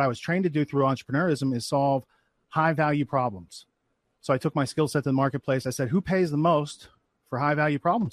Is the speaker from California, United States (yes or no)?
no; Western Pennsylvania, United States; moved away; I grew up in Western Pennsylvania. So, like in the woods, it was pretty rural